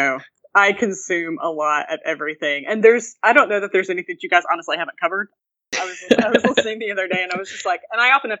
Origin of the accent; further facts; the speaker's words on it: Oklahoma, United States; I'm from Oklahoma